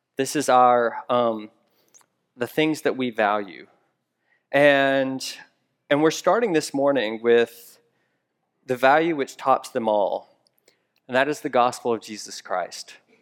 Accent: Memphis, Tennessee, United States; moved away; I'm from Memphis, Tennessee originally

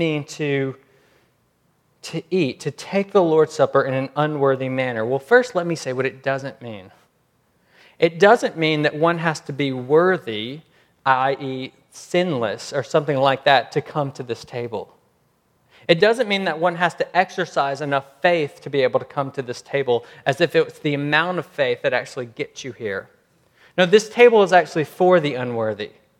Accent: United States; I'm American

